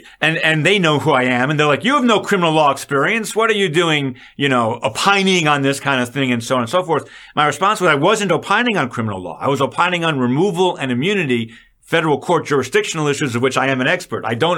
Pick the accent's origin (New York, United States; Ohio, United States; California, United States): New York, United States; So, Chris, I just want to pause for a moment because I'm from Long Island I've known about Donald Trump for a long time.